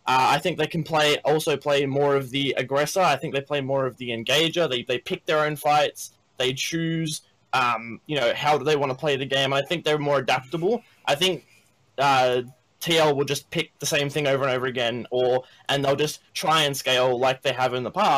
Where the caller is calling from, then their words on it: Sydney, New South Wales, Australia; I'm calling from Australia, actually. Sydney.